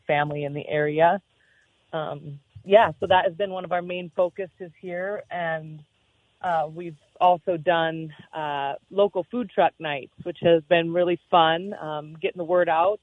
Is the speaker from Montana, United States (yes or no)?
yes; Montana, United States; also born or lived in Worden, Montana; I've always been born and raised in Montana and always in rural areas.